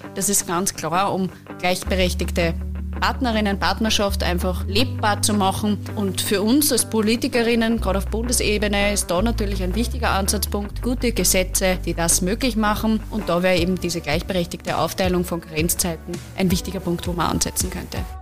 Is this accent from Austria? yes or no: yes; Upper Austria, Austria; In meinem Heimatbundesland in Oberösterreich